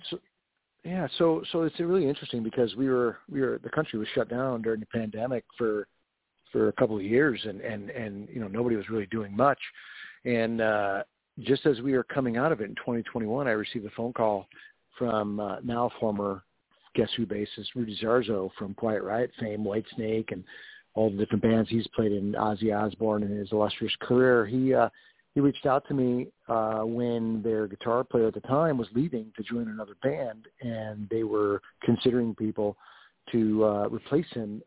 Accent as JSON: {"language": "English", "town": "Rochester", "region": "New York", "country": "United States", "tie": "born or raised there", "moved": "yes", "lives_now": "Nashville, United States", "said": "growing up in Rochester, New York"}